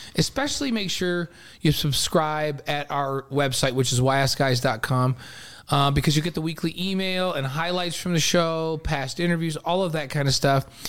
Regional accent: New York, United States; I'm from New York

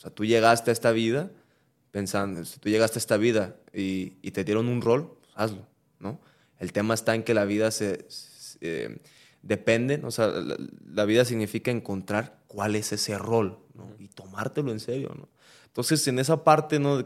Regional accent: Mexico; nosotros eh, como mexicanos

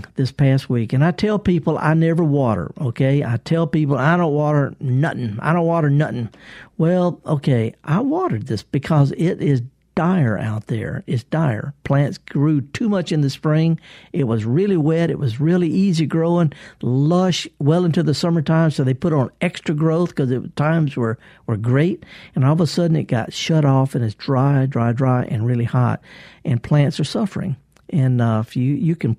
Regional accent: the South, United States; accent: thick Southern; I'm a Southerner and I got kind of a thick accent

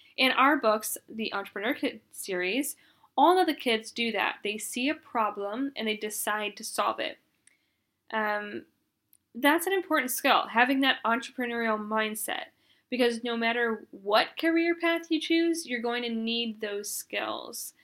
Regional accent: Arkansas, United States; I grew up in Arkansas

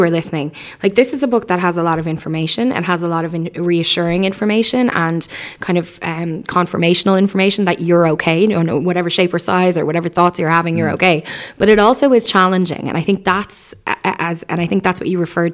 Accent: Ireland; as an Irish people

